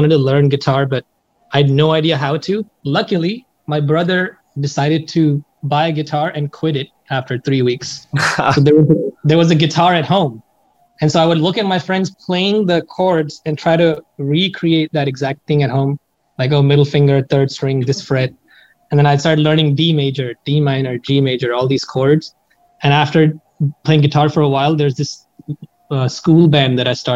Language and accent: English; New Delhi, Delhi, India; moved away as an adult; now in Seattle, United States; I was born and raised in India